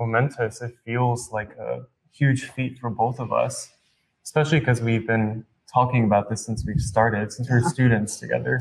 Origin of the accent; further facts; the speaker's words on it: New York, United States; moved away as an adult; I grew up in New York